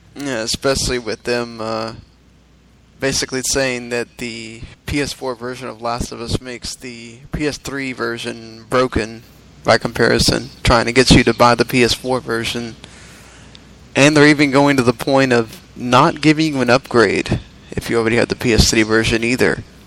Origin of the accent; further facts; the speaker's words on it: the South, United States; we're all from the South here